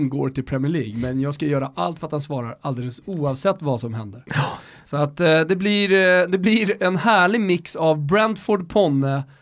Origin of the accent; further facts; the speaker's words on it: Stockholm, Stockholm County, Sweden; Folk tycker ju redan att vi är dryga stockholmare.